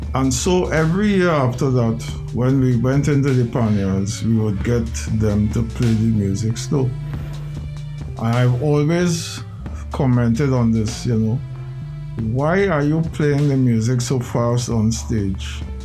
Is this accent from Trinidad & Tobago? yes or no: yes; Port of Spain, Trinidad & Tobago; I was born in the Jackman's residence, 10 Schuler Street, East Dry River, next to Rosella School